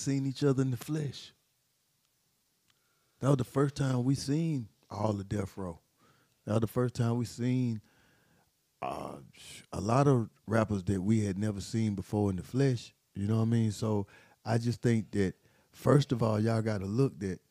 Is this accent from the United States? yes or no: yes; Atlanta, Georgia, United States; We from Atlanta